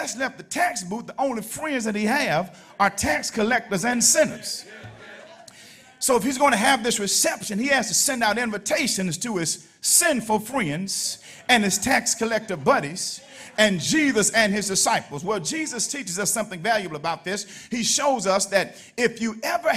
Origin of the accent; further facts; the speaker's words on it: Alabama, United States; I'm from Alabama. That's my home, Alabama.